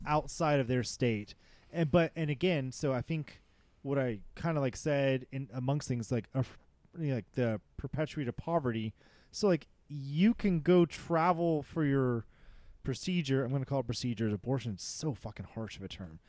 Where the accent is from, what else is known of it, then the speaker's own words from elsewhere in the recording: Texas, United States; also born or lived in California; I was born in California, but I've lived in Texas since I was seven